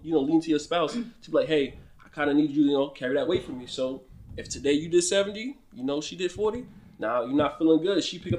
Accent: New Jersey, United States; also born or lived in Brooklyn, New York; we're both from New Jersey

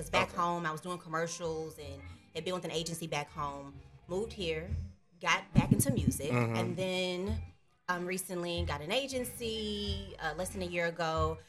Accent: Pine Bluff, Arkansas, United States; accent: Southern; now in Dallas, United States; I'm from Pine Bluff, Arkansas, specifically. Okay. I've been in Dallas, Texas forever

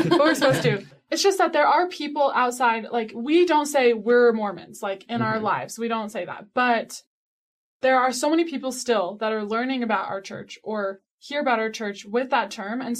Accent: Colorado, United States; yeah, this accent is not from Utah. We're from Colorado.

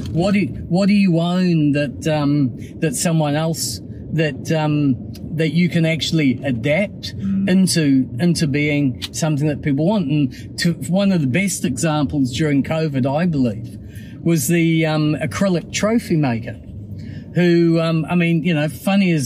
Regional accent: Auckland, New Zealand; where I grew up in Mairangi Bay, which is really super. Went to Rangitoto College and Auckland University

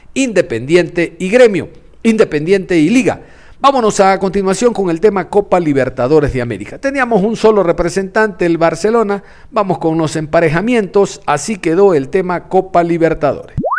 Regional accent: Ecuador; como ecuatoriano

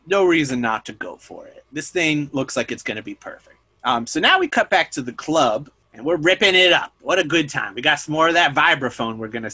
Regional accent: about an hour from Hudson, New York, United States; for me growing up, it was about like an hour away.

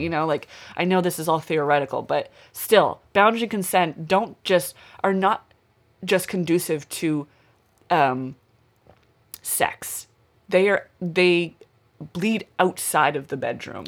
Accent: Westville, Nova Scotia, Canada; Westville's my hometown, it's where I grew up

